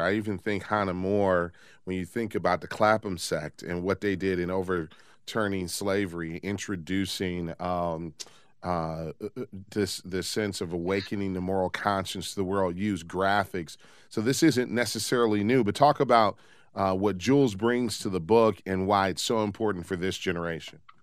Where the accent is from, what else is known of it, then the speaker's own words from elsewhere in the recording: Detroit, Michigan, United States; here in my hometown of Detroit